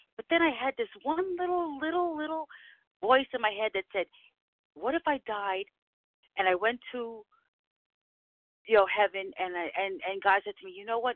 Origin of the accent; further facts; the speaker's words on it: New York City, New York, United States; from the Bronx